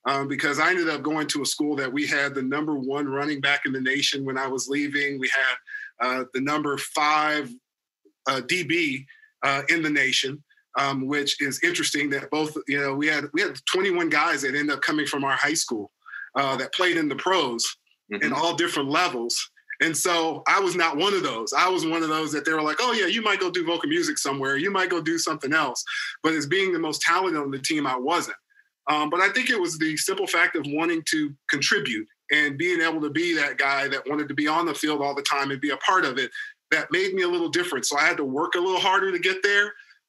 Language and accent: English; Lawton, Oklahoma, United States; also born or lived in Fort Riley, Kansas; I was born in Fort Riley, Kansas, believe it or not, in the Midwest, but was raised in Lawton, Oklahoma, which is Fort Sill. I'm an Army brat.